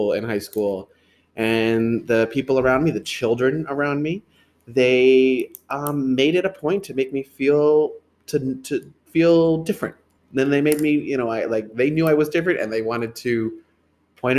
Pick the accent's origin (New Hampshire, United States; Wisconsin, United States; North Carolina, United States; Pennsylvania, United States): New Hampshire, United States; Merrimack; I grew up in Merrimack, New Hampshire